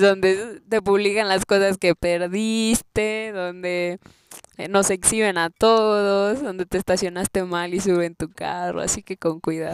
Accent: Chilpancingo, Guerrero, Mexico; now in Mexico City, Mexico; Vengo de Guerrero, de Chilpancingo específicamente.

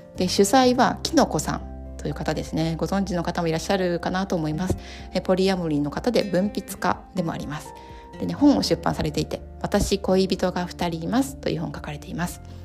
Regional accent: Hiroshima, Japan; also born or lived in Kanto; 地元の広島に帰ってきたんです

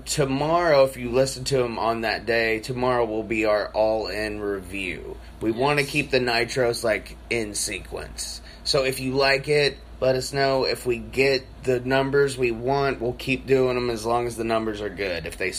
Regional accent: United States; I feel like I'm both because I was made in America and I'm a real American.

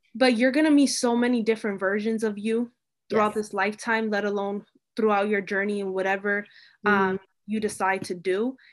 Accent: Hartford, Connecticut, United States; I'm from Hartford, but like I go to this WPI

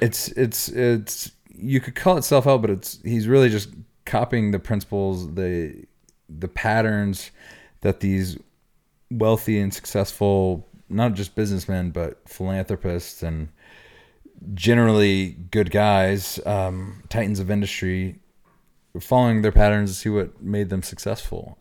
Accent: Oklahoma, United States; moved away; my background, I grew up in Oklahoma.

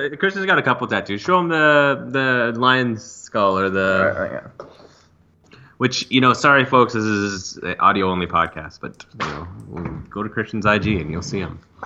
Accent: Calgary, Alberta, Canada; born or raised there

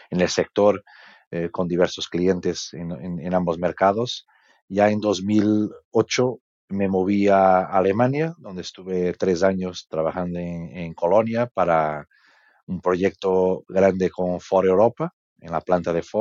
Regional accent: Portugal; Spanish is a second language; now in Spain; eh, soy eh, por, el nombre y por el sotaque, probablemente entendéis que soy portugués.

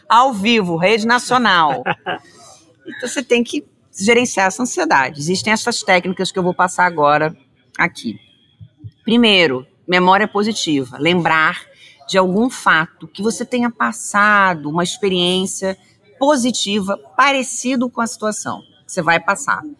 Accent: Rio de Janeiro, Brazil; eu sou carioca, descendente de italianos e poloneses.

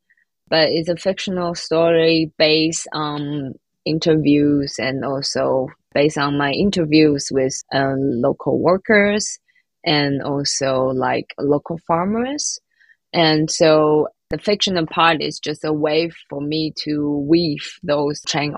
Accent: Taiwan; moved away as an adult; also born or lived in Leipzig, Germany; now in Berlin, Germany; where I come from and what is the environment like influenced me from the childhood until now

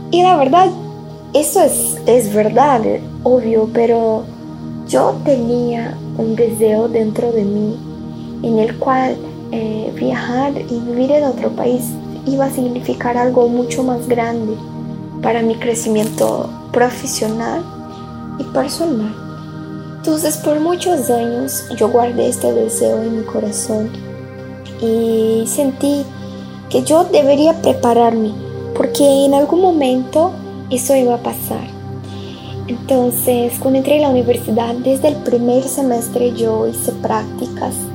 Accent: Brazil; Spanish is a second language; moved away; also born or lived in Mexico; Y soy brasileña, hoy tengo 23 años y ya viví en algunos lugares diferentes. Hice intercambio en Portugal, que fue la primera vez que salí de Brasil.

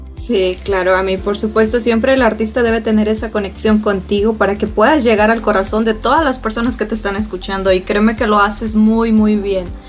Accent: Mexico; Yo soy mexicana

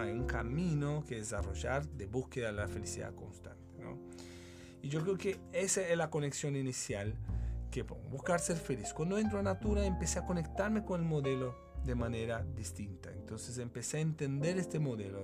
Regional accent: Brazil; Spanish is a second language; moved away as an adult; now in Chile; Yo estudié ingeniería comercial en Brasil soy brasilero

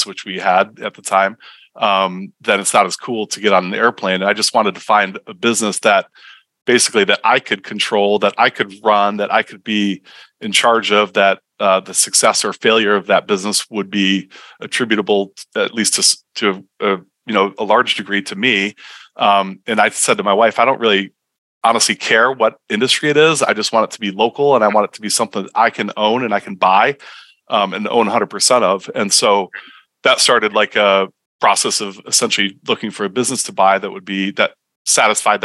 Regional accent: Michigan, United States; moved away; I grew up in Michigan and my dad was an entrepreneur

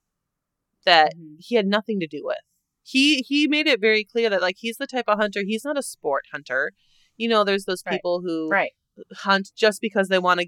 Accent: Northern Wisconsin, United States; born or raised there; moved away

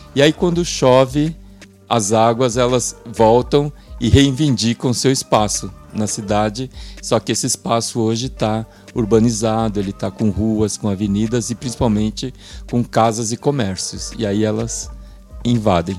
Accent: São Paulo, Brazil; é uma trajetória de vida na Zona Leste de São Paulo. Passei minha infância, minha adolescência, minha juventude e uma boa parte da minha vida adulta num bairro que a gente faz questão de chamar Parada 15 de Novembro.

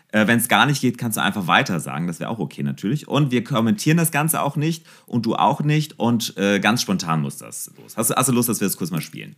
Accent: Mönchengladbach, North Rhine-Westphalia, Germany; ich bin ja auch Mönchengladbacher

